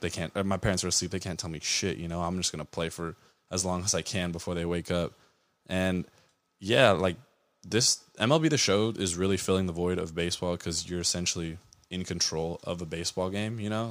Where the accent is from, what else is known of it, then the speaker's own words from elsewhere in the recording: Anaheim, California, United States; being from Anaheim, growing up in Orange County